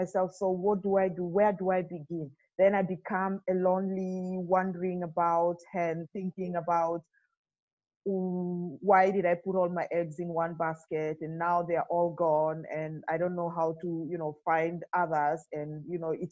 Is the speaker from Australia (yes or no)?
no; Kenya; moved away as an adult; also born or lived in Dubai; now in Germany; Originally I come from Kenya, and I have lived and worked in Dubai for 7 years before I moved to Germany.